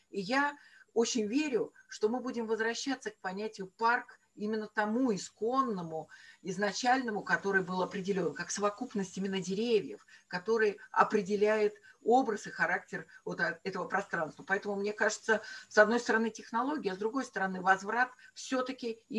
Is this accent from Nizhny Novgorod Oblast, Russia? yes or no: no; Pavlovsk, Saint Petersburg, Russia; Палский парк и фактически моя родина. Эм, наверное, подсознательно это повлияло тоже на выбор моей профессии. Но ну, вот так вот вышло, что мои бабушки и дедушки э, работали э, в Павловском э, дворце и парке.